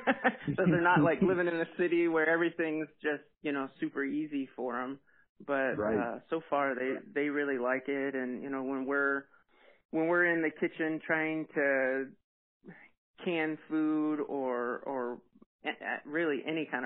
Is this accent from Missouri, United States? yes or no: yes; Wright City, Missouri, United States; also born or lived in Hermann, Missouri; I'm originally from Wright City, Missouri. It's about an hour west of St. Louis, and that's where we grew up